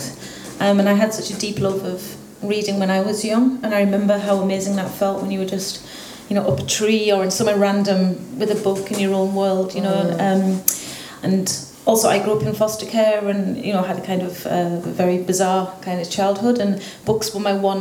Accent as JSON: {"language": "English", "region": "England", "country": "United Kingdom", "tie": "born or raised there", "also_born_or_lived": "Spain / Dublin, Ireland", "moved": "as an adult", "lives_now": "West Cork, Ireland", "said": "where I grew up in the UK"}